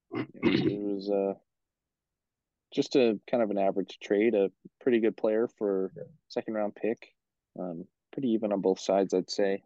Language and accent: English; Beaumont, Alberta, Canada; went to school with us here in Beaumont